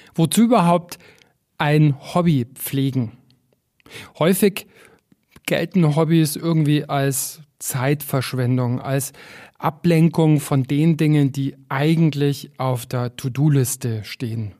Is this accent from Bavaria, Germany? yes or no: yes; Füssen, Bavaria, Germany; also born or lived in Berlin / Paris / Buenos Aires / Chicago; now in Garmisch-Partenkirchen, Germany; ich bin in Füssen aufgewachsen, immer mit Blick auf die Berge